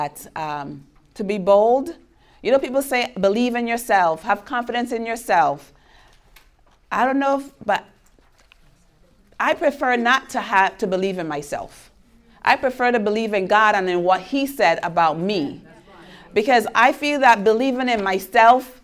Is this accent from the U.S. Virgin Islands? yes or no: yes; U.S. Virgin Islands; moved away; I'm from St. Thomas. That's why I have an accent. And it's an island in the Caribbean.